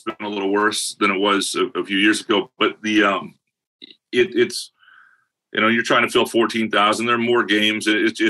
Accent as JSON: {"language": "English", "town": "Lansing", "region": "Michigan", "country": "United States", "tie": "born or raised there", "said": "when I was growing up in Lansing"}